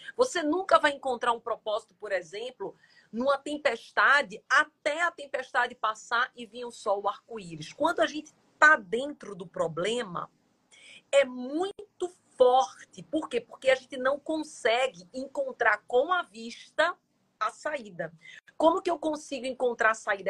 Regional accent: Jaboatão dos Guararapes, Pernambuco, Brazil; moved away; eu vim do interior, vim de Jaboatão

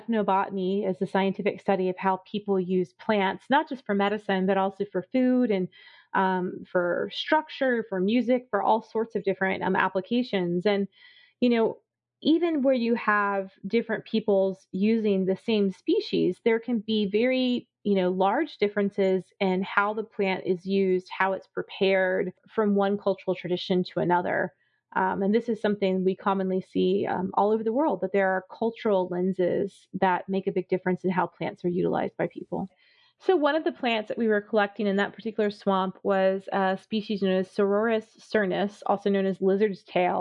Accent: South Florida, United States; I grew up in South Florida

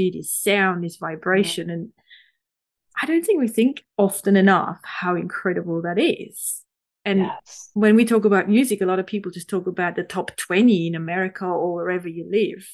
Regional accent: Switzerland; moved away; I'm from Switzerland originally

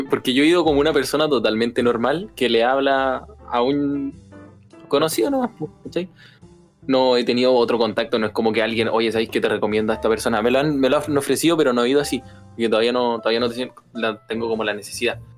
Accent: Viña del Mar, Valparaíso, Chile; Sí, yo soy de Viña.

